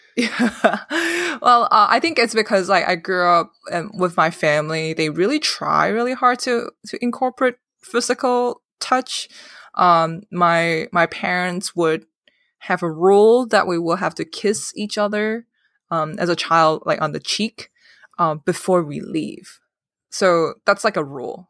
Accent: Hong Kong; moved away; I grew up in Hong Kong

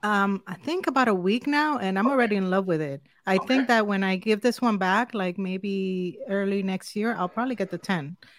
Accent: Dominican Republic; English is a second language; also born or lived in New York, United States / Miami, United States; now in Central Florida, United States; I am originally from Dominican Republic, so from the Caribbean

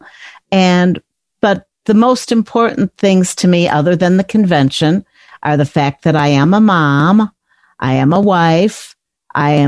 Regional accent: Chicago, Illinois, United States; I grew up in the Chicago area

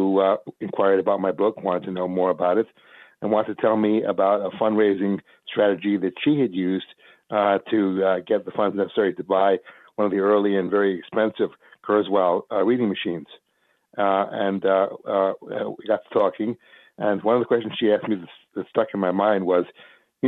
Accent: East Coast, United States; I came from the East Coast and had all my friends and connections there

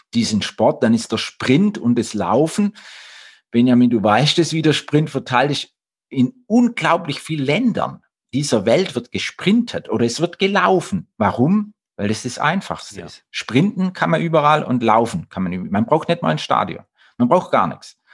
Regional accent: Blaubeuren, Baden-Württemberg, Germany; Ich komme aus Blaubeurer

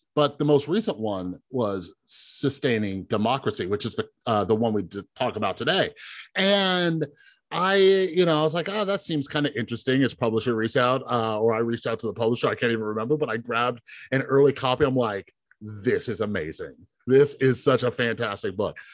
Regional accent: Las Vegas, Nevada, United States; I grew up here in Vegas

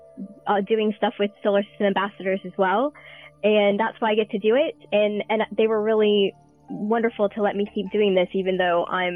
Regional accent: United States; moved away as an adult; now in Buckinghamshire, United Kingdom; I am American.

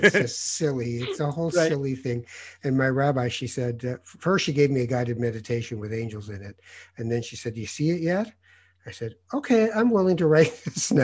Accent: Tangier, Tanger-Tetouan-Al Hoceima, Morocco; moved away; I was born in Tangiers in Morocco. I'm from North Africa

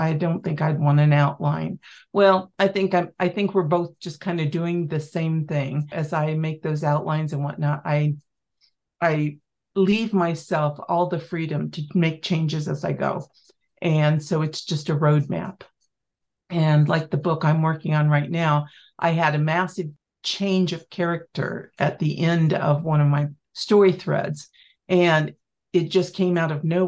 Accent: Kansas, United States; moved away as an adult; now in Montana, United States; I was Kansas born and raised

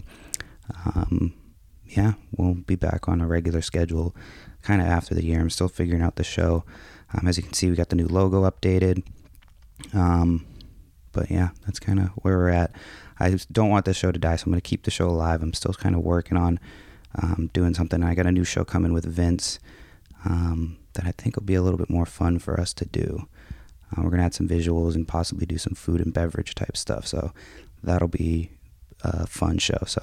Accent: Massachusetts, United States; moved away; also born or lived in San Francisco, California; I was born in San Francisco, but raised yeah. in Massachusetts.

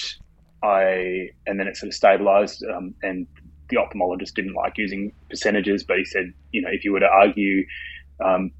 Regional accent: Hobart, Tasmania, Australia; I was born in Hobart, Tasmania

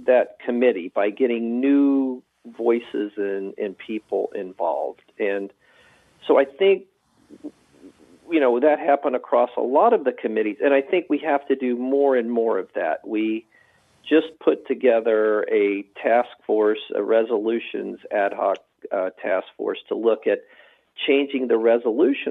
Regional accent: the South, United States; I grew up in the South

